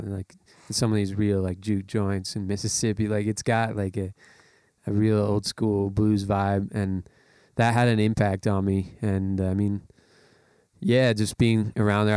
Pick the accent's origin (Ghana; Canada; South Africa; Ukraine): Canada; as a Canadian citizen